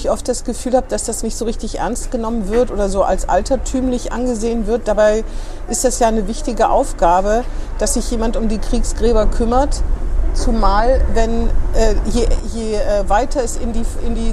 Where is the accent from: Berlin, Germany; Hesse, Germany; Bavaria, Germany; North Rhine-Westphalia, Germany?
Hesse, Germany; Eschwege; moved away; ich komme ja aus Eschwege